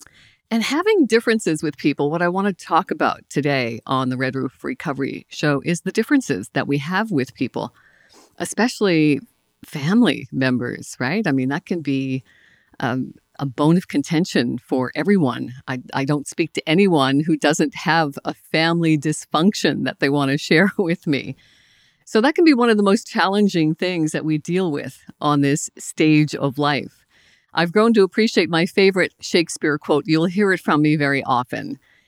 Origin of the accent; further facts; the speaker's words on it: Nova Scotia, Canada; I'm from Cape Breton Island in Nova Scotia.